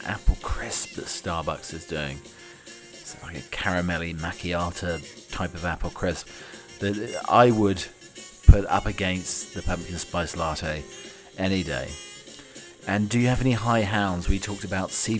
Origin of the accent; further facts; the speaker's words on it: United Kingdom; I'm your British butler